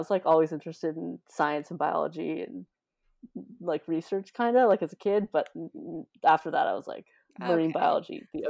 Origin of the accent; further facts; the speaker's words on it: Ottawa, Ontario, Canada; Yeah, I'm from Ottawa, which is like one of the most landlocked parts of Ontario.